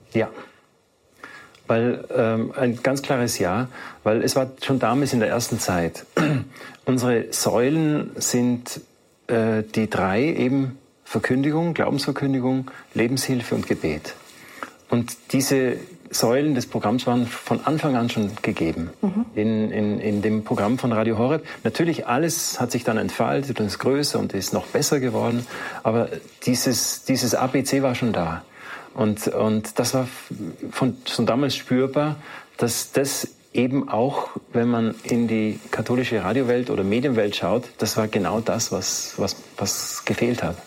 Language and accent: German; South Tyrol, Trentino-Alto Adige, Italy; bei uns in Südtirol